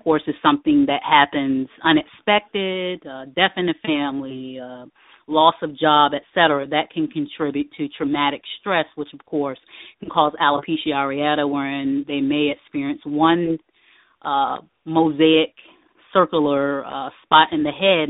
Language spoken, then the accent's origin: English; Norfolk, Virginia, United States; now in Virginia Beach, United States; I am originally from Norfolk, Virginia.